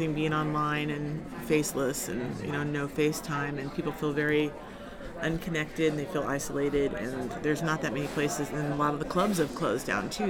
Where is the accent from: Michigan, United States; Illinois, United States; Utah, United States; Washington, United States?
Washington, United States; my home state of Washington State